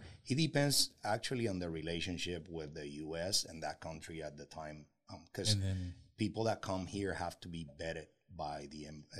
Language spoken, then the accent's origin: English; Puerto Rico; they don't even know that I'm half Dominican. We are from Puerto Rico, and we're really proud of it.